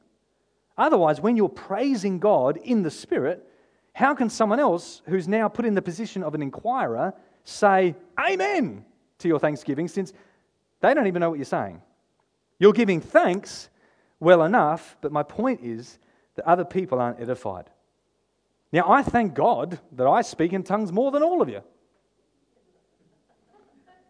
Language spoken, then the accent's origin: English; Victor Harbor, South Australia, Australia; I grew up here in Victor Harbour